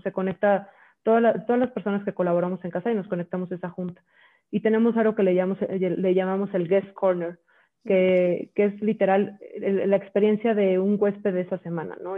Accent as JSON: {"language": "Spanish", "country": "Mexico", "said": "yo soy mexicana"}